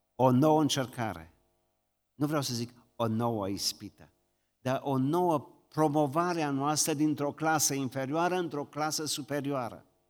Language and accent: Romanian; Romania; noi ne mândrim ca români că suntem credincioși